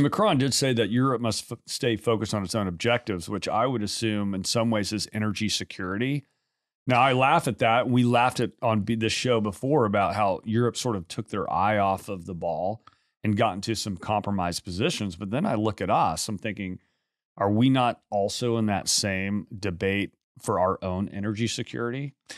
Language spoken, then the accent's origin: English; United States; I am American through and through